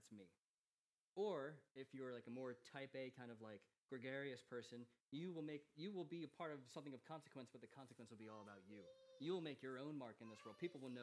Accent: United States; moved away as an adult; now in Manchester, United Kingdom; Growing up in America

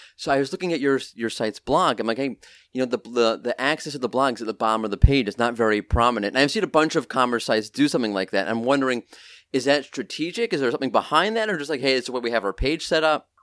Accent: New York, United States; I'm a New Yorker

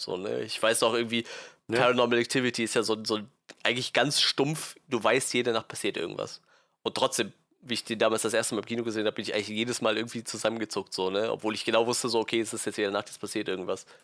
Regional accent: Westerwald, Rhineland-Palatinate, Germany; Ich komme aus dem Westerwald

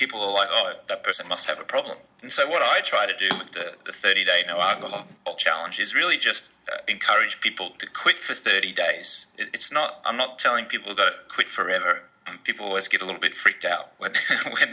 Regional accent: Australia; now in Los Angeles, United States; I grew up in Australia

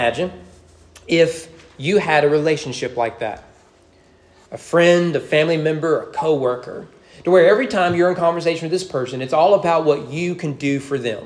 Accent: the South, Southern United States, United States; we've grown in Southern culture where we all recite the Lord's Prayer

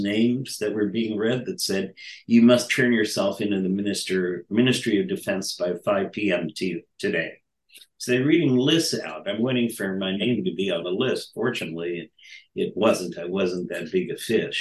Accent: United States; I'm an American student.

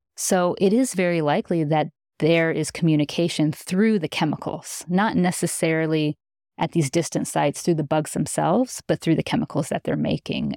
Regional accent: Midwest, United States; I grew up in the Midwest.

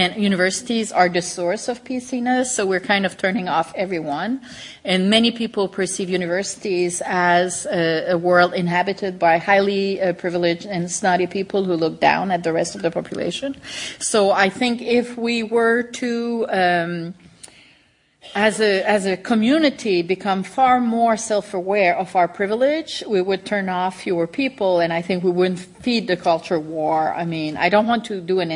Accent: Canada; me as a Canadian

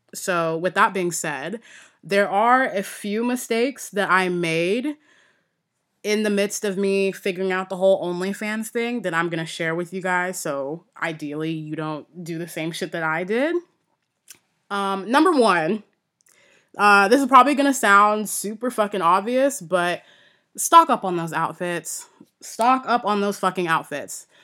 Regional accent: United States; I'm American

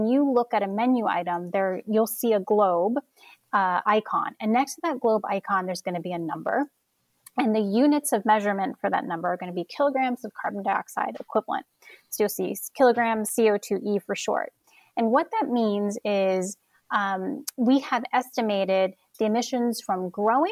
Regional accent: Orlando, Florida, United States; moved away; also born or lived in New York; I'm from Orlando, Florida, born and raised

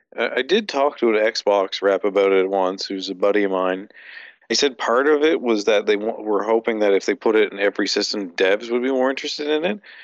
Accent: Canada

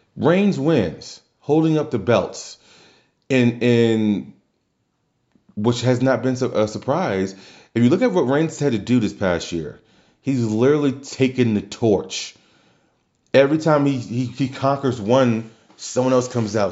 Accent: New Orleans, Louisiana, United States; my hometown, Louisiana

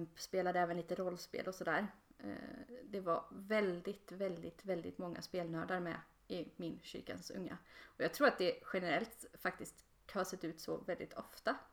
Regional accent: Borås, Västra Götaland, Sweden; now in Linköping, Sweden; i Borås, där jag kommer ifrån

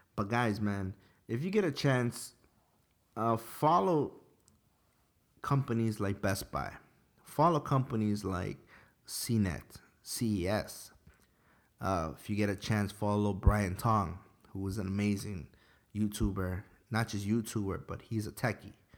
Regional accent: Ecuador; I'm Ecuadorian.

